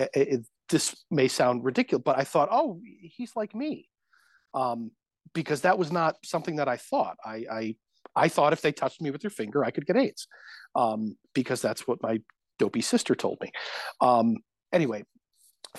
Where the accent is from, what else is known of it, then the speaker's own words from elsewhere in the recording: Connecticut, United States; I grew up playing sports, and I was a kid from Connecticut.